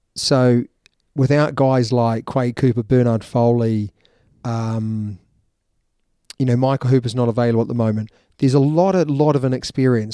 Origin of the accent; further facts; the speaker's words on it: New Zealand; As a Kiwi